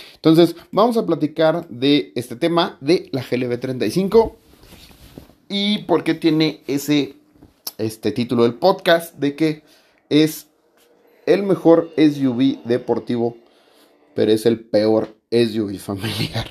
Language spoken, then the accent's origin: Spanish; Mexico; como buen mexicano